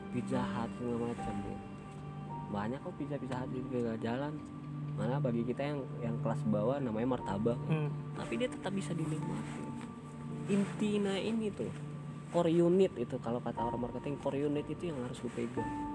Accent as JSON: {"language": "Indonesian", "region": "West Sumatra", "country": "Indonesia", "tie": "born or raised there", "moved": "yes", "lives_now": "Jakarta, Indonesia"}